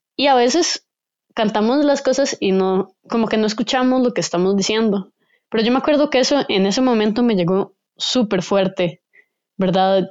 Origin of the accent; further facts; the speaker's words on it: Costa Rica; soy de Costa Rica